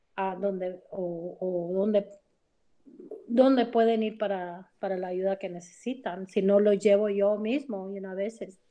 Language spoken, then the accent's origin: Spanish; United States; soy americana